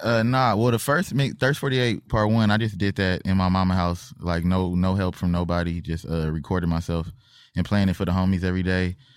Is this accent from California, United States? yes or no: yes; Compton, California, United States; we both from Compton